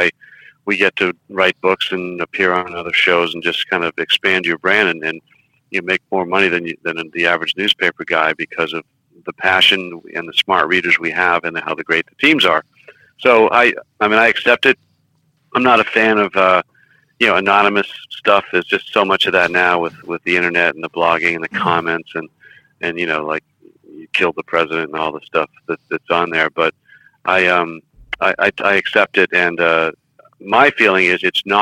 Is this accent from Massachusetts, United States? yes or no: yes; Groton, Massachusetts, United States; born or raised there